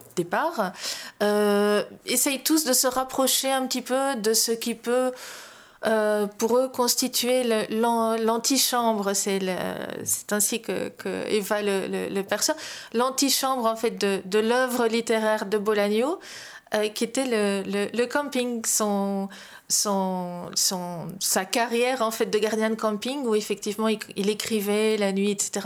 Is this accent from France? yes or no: no; Belgium; now in Spain; J'ai longtemps vécu à l'étranger. Je vis toujours à l'étranger, entre guillemets, puisque j'habite en, en Espagne et pas en Belgique